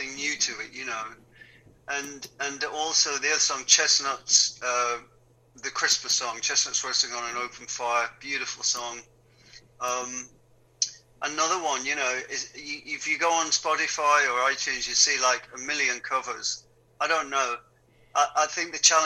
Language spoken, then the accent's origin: English; Wigan, North West England, United Kingdom; moved away; also born or lived in London; Growing up in Wigan, we never went to the theatre